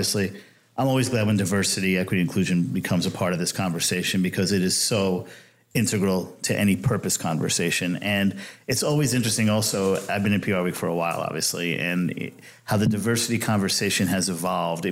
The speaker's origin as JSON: {"language": "English", "region": "New York", "country": "United States", "said": "I'm a New Yorker"}